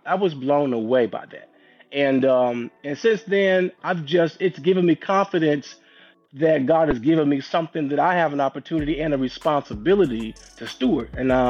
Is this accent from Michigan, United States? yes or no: no; St. Louis, Missouri, United States; I grew up in St. Louis, Missouri. Shout out to St. Louis, the Midwest.